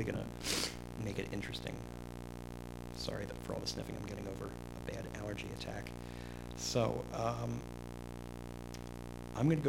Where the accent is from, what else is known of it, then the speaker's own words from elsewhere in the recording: New Jersey, United States; I am from New Jersey